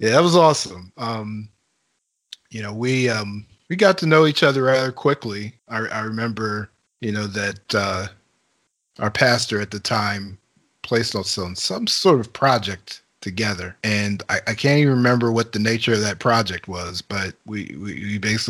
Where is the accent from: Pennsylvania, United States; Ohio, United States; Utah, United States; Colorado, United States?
Pennsylvania, United States; Harrisburg; I'm born and raised in Harrisburg, PA